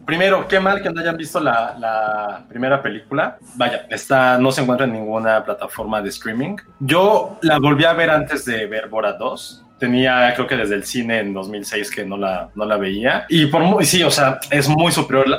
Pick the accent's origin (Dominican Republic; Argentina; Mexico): Mexico; Mexico City; somos la Ciudad de México